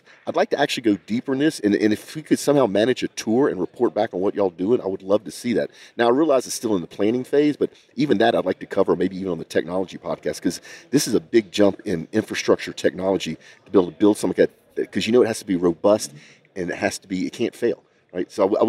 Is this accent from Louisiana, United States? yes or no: yes; Louisiana, United States; now in Houston, United States; I'm from Louisiana.